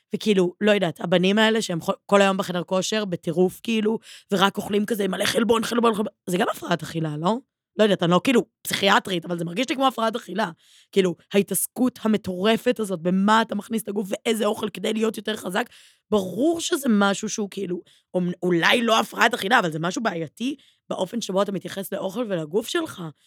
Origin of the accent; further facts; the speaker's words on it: Givatayim, Tel Aviv District, Israel; אני גדלתי בבית ספר בגבעתיים